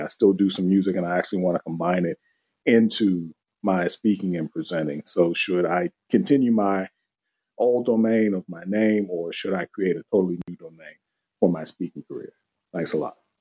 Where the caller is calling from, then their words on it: Maryland, United States; I'm calling from Maryland.